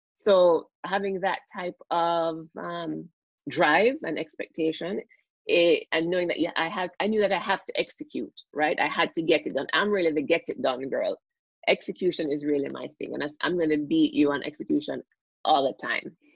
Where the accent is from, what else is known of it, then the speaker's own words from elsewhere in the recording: Jamaica; moved away as an adult; also born or lived in United States; now in Toronto, Canada; I'm Jamaican and I grew up, went to school in Jamaica